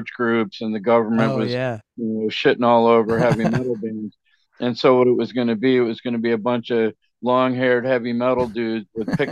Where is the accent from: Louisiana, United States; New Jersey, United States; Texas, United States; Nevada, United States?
New Jersey, United States; moved away as an adult; now in Michigan, United States; I was from New Jersey